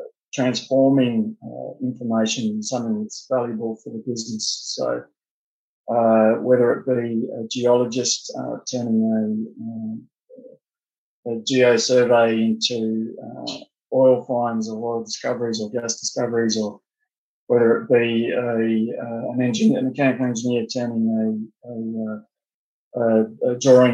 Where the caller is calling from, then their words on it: Perth, Western Australia, Australia; So joining from Perth, Western Australia. So I believe that's about 14 hours ahead of you guys.